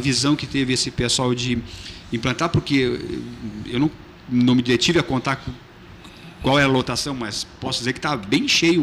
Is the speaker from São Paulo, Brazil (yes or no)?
no; Fernando Osório, Rio Grande do Sul, Brazil; sou natural da Fernando Osório